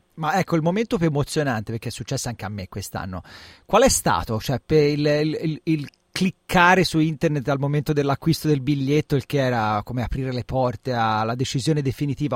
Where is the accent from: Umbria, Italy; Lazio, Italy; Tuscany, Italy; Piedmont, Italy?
Tuscany, Italy; nella mia terra in Toscana